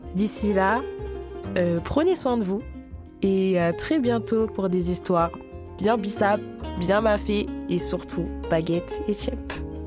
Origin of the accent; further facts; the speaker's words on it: France; moved away as an adult; now in Senegal; je suis née en France, j'ai grandi là-bas